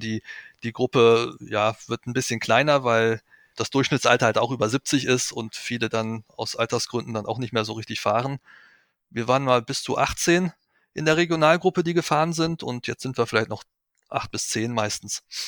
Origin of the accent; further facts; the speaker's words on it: Weserbergland, Germany; Ich stamme aus dem Weserbergland, das ist meine Heimat.